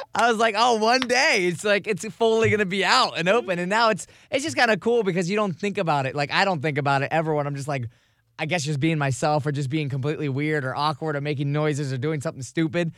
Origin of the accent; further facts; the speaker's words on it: Vero Beach, Florida, United States; moved away; my hometown in Vero Beach, which is across the state.